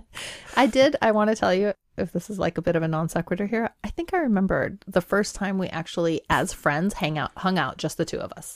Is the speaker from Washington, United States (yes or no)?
yes; Pacific Northwest, Washington, United States; English is a second language; also born or lived in Iran / Cheney, Washington; growing up in the Pacific Northwest, being a woman of color